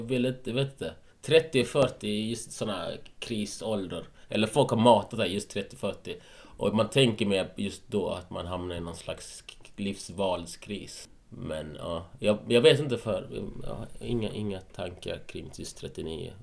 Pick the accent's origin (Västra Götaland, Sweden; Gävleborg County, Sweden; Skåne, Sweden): Skåne, Sweden; Malmö; moved away as an adult; also born or lived in Gothenburg / Ljungby / Helsingborg; Jag är uppvuxen i Malmö.